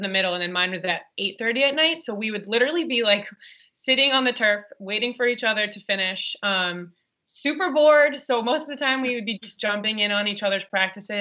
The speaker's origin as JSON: {"language": "English", "town": "New York City", "region": "New York", "country": "United States", "tie": "born or raised there", "said": "We grew up in Staten Island, New York"}